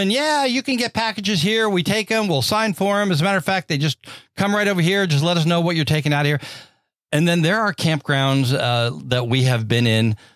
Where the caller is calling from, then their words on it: Washington, United States; from Washington State, and my question is this Does the campground charge to receive packages?